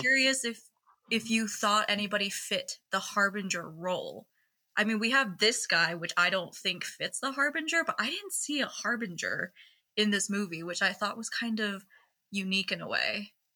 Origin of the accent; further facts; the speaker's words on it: Seattle, Washington, United States; I'm from Seattle